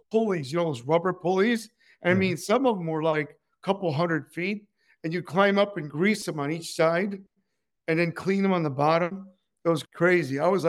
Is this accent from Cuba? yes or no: yes; Cuba; English is a second language; moved away; also born or lived in Joliet, Illinois / Southern California; I was born in Cuba, and we escaped.